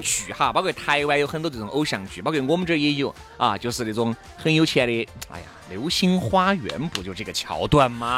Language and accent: Chinese; Chengdu, Sichuan, China; 我们成都人